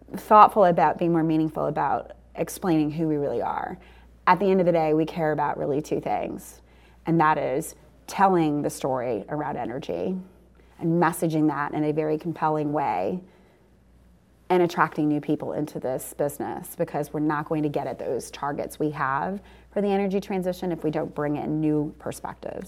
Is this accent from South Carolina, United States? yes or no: no; New Orleans, Louisiana, United States; now in Houston, United States; I come from New Orleans